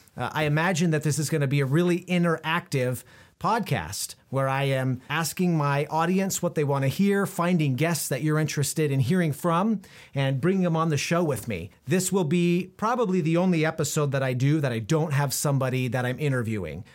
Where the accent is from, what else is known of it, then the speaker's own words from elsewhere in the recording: Prineville, Oregon, United States; We moved around a little bit when I was a kid, but I grew up mostly in Central Oregon, in a small town called Prineville